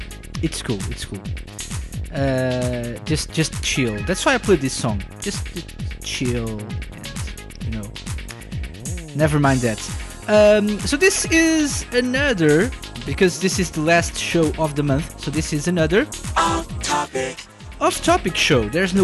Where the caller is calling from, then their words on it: Portugal; I'm …, I'm live from Portugal